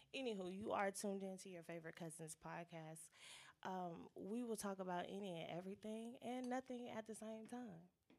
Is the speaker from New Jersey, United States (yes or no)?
no; California, United States; moved away as an adult; now in Spartanburg, United States; Growing up in California, our family traditions was always real ghetto